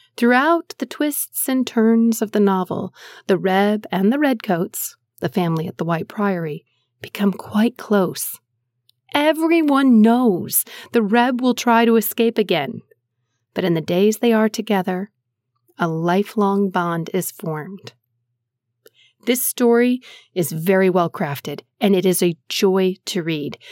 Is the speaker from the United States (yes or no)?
yes; United States; As an American